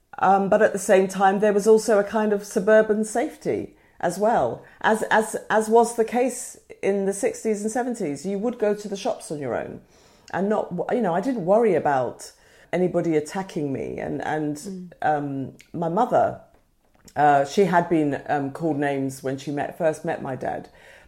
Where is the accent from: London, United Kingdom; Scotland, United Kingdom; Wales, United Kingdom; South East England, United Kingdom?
London, United Kingdom; Woolwich; It was not the Woolwich that it is today. It was a squaddy town. And we were a mixed race family. My father was Nigerian, my mother English.